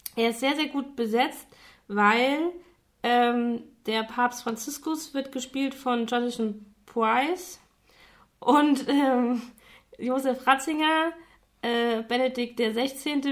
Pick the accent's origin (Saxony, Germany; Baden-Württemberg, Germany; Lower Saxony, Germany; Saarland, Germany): Saarland, Germany; ich komme ja aus dem Saarland und da noch eher vom Dorf